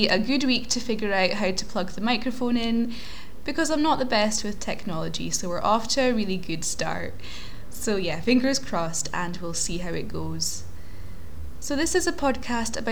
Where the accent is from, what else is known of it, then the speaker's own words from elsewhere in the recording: Aberdeen, Scotland, United Kingdom; I was born in Aberdeen in Scotland, otherwise known as the Granite City